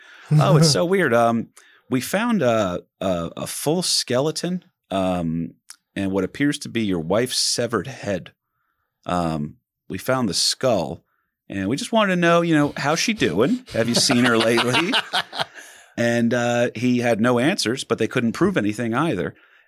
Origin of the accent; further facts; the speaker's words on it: East Coast, United States; We hear ghost town, especially me growing up on the East Coast.